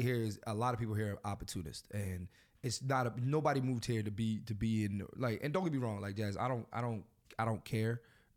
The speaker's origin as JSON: {"language": "English", "town": "Philadelphia", "region": "Pennsylvania", "country": "United States", "said": "I'm from Philly."}